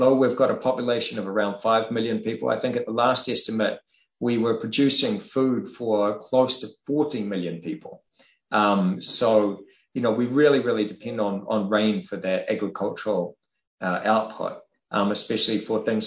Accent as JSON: {"language": "English", "region": "Wellington", "country": "New Zealand", "tie": "born or raised there", "said": "growing up in Wellington in New Zealand, we often have gale winds"}